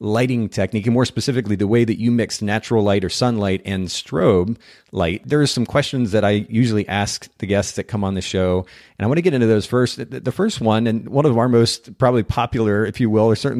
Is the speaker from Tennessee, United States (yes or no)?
yes; Chattanooga, Tennessee, United States; it's actually going to be in Chattanooga, my hometown